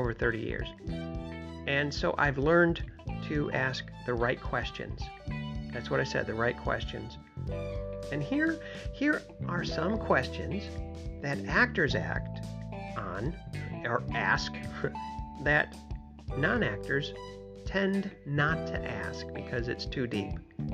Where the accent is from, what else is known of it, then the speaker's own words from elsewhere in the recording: Michigan, United States; moved away; also born or lived in New York; Originally, I'm from Michigan